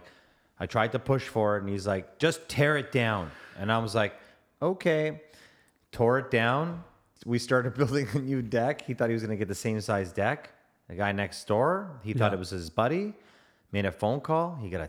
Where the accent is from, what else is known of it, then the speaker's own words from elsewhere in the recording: Toronto, Ontario, Canada; I'm from the T-Dot.